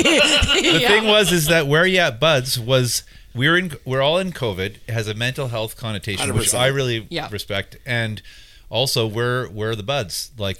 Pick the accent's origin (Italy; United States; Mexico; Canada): Canada; Vancouver, British Columbia; also born or lived in England / Tsawwassen; now in Squamish, Canada; I grew up in Vancouver as well, in Kits. I was born in England